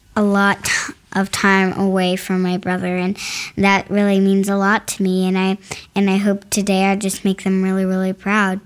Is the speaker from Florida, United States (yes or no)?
yes; Winter Springs, Florida, United States; I'm from Florida